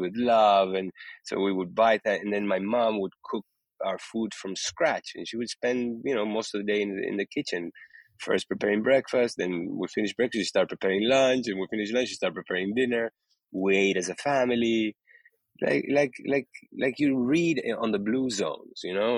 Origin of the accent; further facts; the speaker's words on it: Uruguay; moved away; I was born in Uruguay, in South America, in the 60s